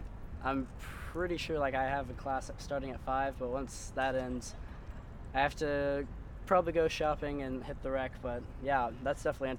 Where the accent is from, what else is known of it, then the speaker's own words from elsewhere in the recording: Georgetown, Texas, United States; moved away; All right, I'm from Georgetown, Texas.